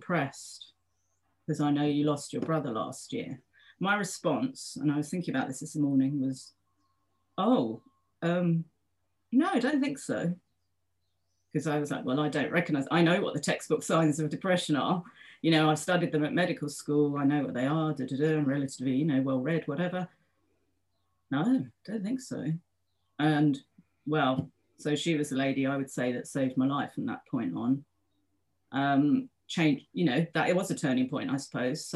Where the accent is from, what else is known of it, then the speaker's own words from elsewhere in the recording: London, United Kingdom; I live in London. I am a Londoner. I'm back home now.